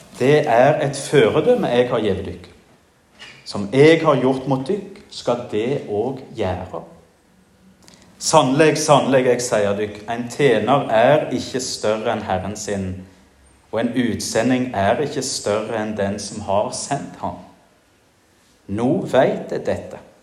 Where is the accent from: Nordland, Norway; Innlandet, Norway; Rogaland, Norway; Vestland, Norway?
Rogaland, Norway; Jæren; now in Giske, Norway; hjemme på Jæren